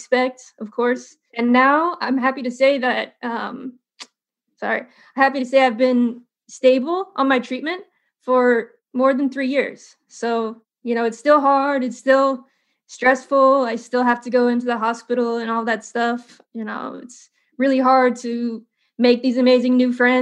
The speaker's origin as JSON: {"language": "English", "region": "Indiana", "country": "United States", "tie": "born or raised there", "also_born_or_lived": "California", "moved": "yes", "said": "I grew up in Indiana"}